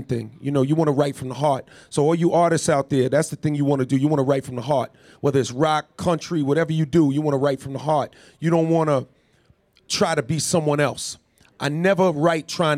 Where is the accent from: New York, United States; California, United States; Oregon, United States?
New York, United States; New York City; I'm from Queens, New York, born and raised